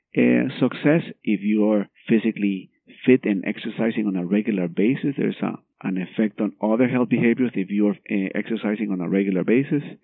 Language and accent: English; Guatemala; moved away; I'm from Guatemala.